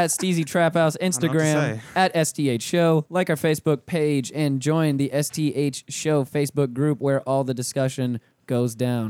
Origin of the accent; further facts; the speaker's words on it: Pensacola, Florida, United States; I'm from Pensacola.